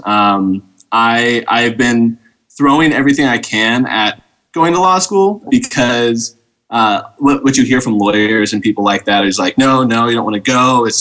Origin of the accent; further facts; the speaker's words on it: Novato, California, United States; I grew up in Novato, California